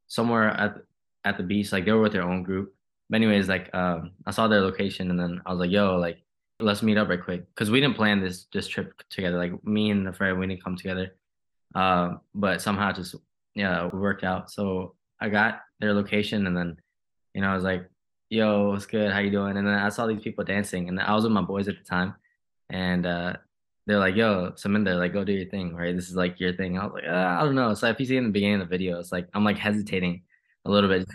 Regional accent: Leesburg, Virginia, United States; Leesburg, Virginia. So it's Northern Virginia. I live in a county called Loudoun County

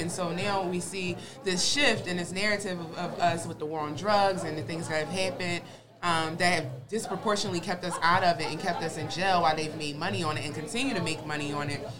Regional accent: Philadelphia, Pennsylvania, United States; I grew up in North Philly

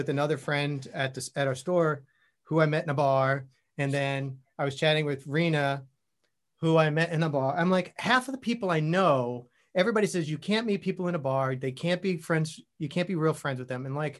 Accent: Long Island, New York, United States; moved away as an adult; also born or lived in Queens, New York / Austin; I was born in Queens, grew up on Long Island, and then ended up living all over the city.

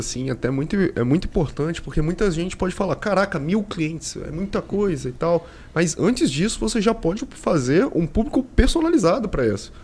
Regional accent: Vitória, Espírito Santo, Brazil; sou de Vitória

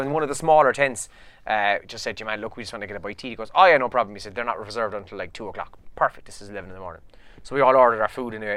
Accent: Ireland; as Irish people

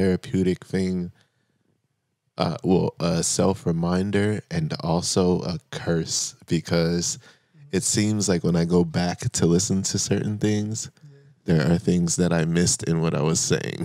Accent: San Bernardino, California, United States; also born or lived in Moreno Valley, California; I was raised in the Inland Empire

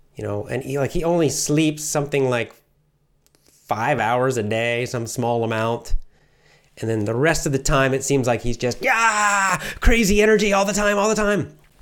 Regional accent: Athens, Georgia, United States; I grew up in the South, the southern part of the United States

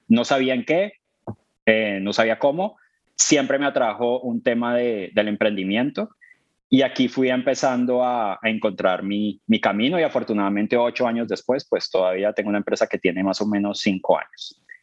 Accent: Colombia; moved away as an adult; now in London, United Kingdom; soy colombiano, llevo ocho años en el Reino Unido

